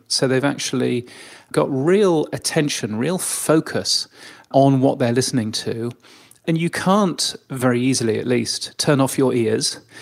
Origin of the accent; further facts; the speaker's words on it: United Kingdom; now in Australia; I'm, I'm a Brit